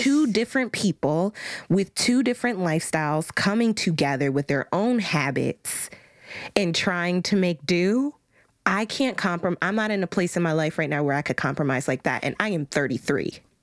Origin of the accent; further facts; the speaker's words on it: United States; we are american women raised by black American women